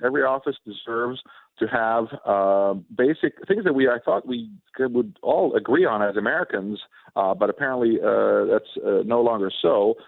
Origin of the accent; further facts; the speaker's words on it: Sweden; now in United States; I was born and raised in Sweden